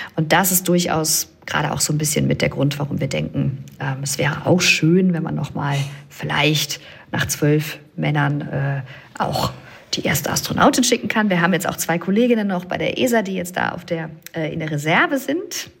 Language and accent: German; Germany; ich bin aus dem Rheinland